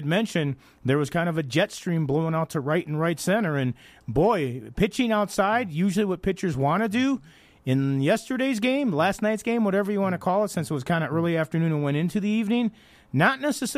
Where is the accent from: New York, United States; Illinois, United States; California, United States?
Illinois, United States; Crystal Lake; growing up in Crystal Lake, Illinois